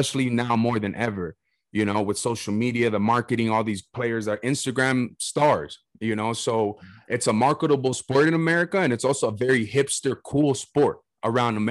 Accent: Southern California, United States; I'm from Southern California

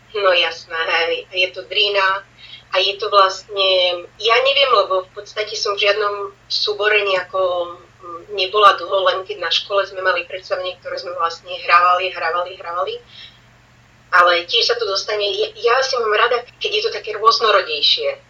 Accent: Slovakia; moved away as an adult; also born or lived in Banská Bystrica / Switzerland; now in Barcelona, Spain

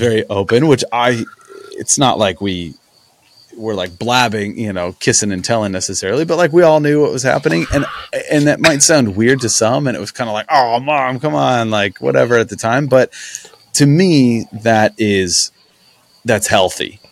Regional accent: Brimfield, Illinois, United States; also born or lived in Kickapoo, Illinois / Peoria, Illinois; I grew up in a small farm town called Brimfields where I went to high school

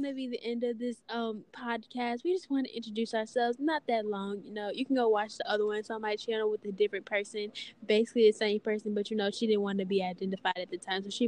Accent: Louisiana, United States; I am from Louisiana. I'm from like the south side of it

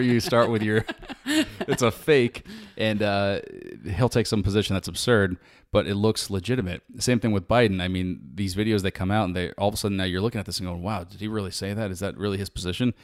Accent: United States; being an American

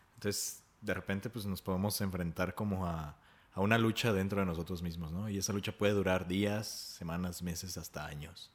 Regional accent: Mexico; como sociedad mexicana

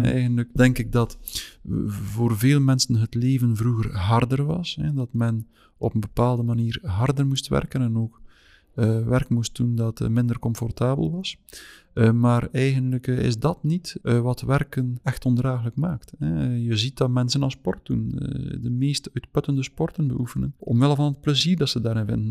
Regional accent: West Flanders, Belgium; moved away as an adult; now in Meigem, Belgium; Wel, ik ben van West-Vlaanderen afkomstig, maar ik ben nu uitgeweken tot vlak over de grens met Oost-Vlaanderen

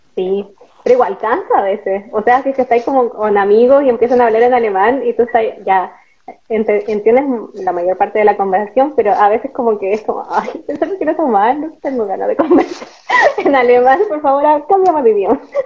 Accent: El Salvador, Atacama, Chile; moved away as an adult; also born or lived in Santiago; now in Germany; Igual soy del norte. Pero yo soy este, de, El Salvador, tercera región, Atacama.

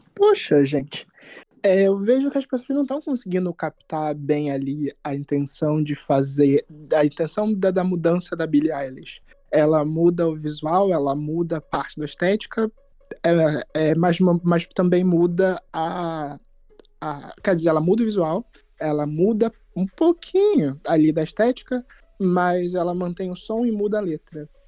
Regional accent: Rio de Janeiro, Brazil; eu sou do Meyer

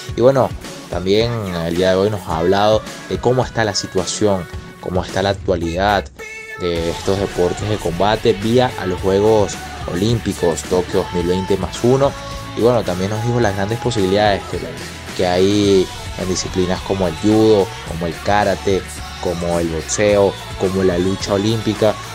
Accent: Venezuela

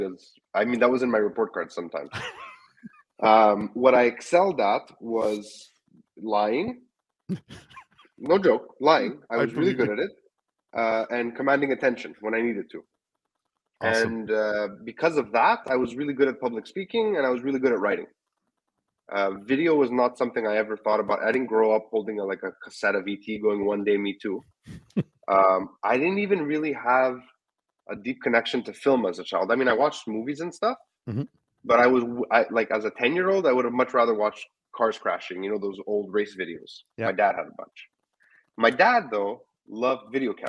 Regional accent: Montreal, Quebec, Canada; We're Greek kids from Montreal

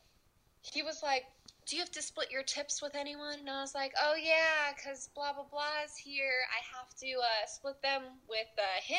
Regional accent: New York, United States; I'm from New York

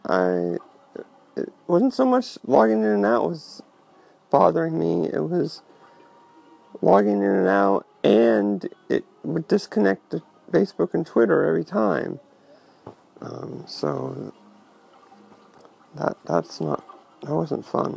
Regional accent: Santa Rosa, California, United States; moved away; my hometown, Santa Rosa, California

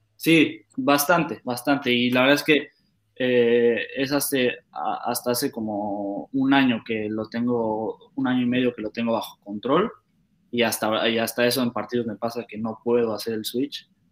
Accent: Querétaro, Mexico; now in Netherlands; Yo crecí, igual nací en Querétaro y crecí en Querétaro

